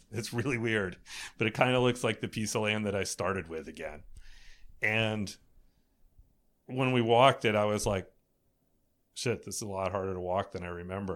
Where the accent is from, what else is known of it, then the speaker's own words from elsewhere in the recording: East Coast, United States; I grew up on the East Coast